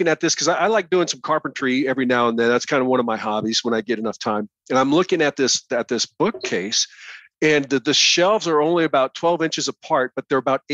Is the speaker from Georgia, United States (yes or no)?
no; rural Nebraska, United States; That's where I grew up. I grew up in Nebraska, and out in rural Nebraska